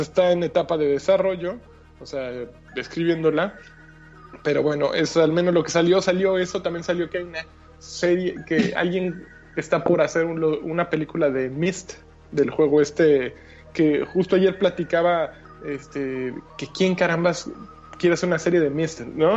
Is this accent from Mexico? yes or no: yes; Mexico; now in Germany; los mexicanos